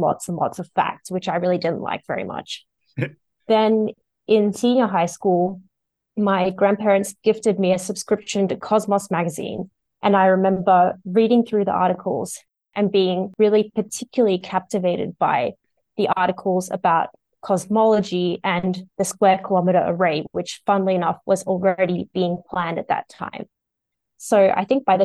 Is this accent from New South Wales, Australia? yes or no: yes; Sydney, New South Wales, Australia; now in Melbourne, Australia; I'm originally from Sydney